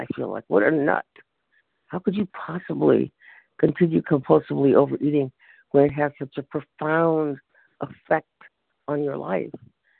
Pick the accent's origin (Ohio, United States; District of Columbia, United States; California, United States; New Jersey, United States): California, United States; San Francisco; from San Francisco.